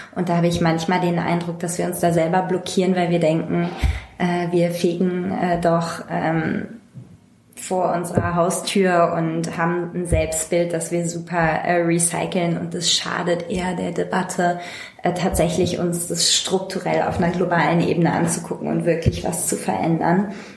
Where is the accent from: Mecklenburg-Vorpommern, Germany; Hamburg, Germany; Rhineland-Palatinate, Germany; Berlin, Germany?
Hamburg, Germany; ich komme ursprünglich aus Hamburg und war immer Teil von äh, einer linken Hamburger Szene